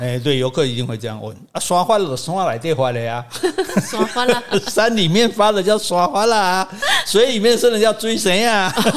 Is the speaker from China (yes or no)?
no; Taiwan; 我们台湾人